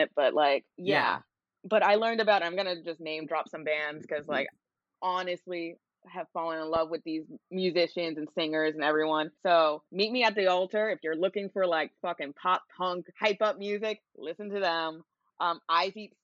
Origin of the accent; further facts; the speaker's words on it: New York City, New York, United States; I'm in New York currently, and I'm born and raised in New York